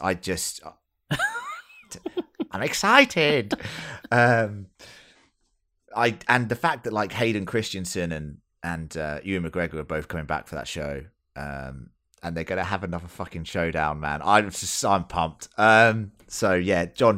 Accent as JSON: {"language": "English", "region": "England", "country": "United Kingdom", "said": "As an English person"}